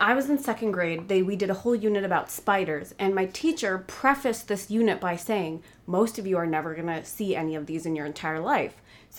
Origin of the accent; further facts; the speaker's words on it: New York City, New York, United States; moved away as an adult; now in California, United States; So I grew up in New York City